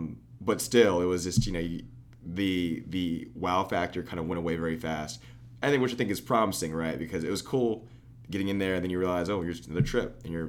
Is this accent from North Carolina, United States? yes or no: no; Austin, Texas, United States; I grew up in Austin